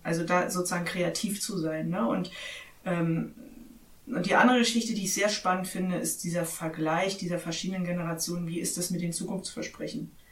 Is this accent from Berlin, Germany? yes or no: yes; Berlin, Germany; moved away as an adult; now in Brandenburg, Germany; Jahrgang 74, Ostberlin